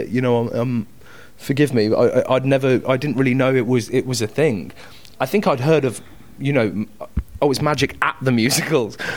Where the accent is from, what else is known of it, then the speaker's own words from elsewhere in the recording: Coventry, West Midlands, United Kingdom; I'm from Cov, uh, Coventry